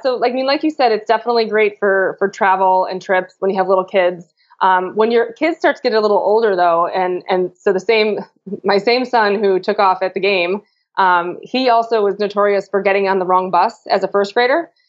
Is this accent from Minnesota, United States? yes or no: no; Chicago, Illinois, United States; I'm from Chicago.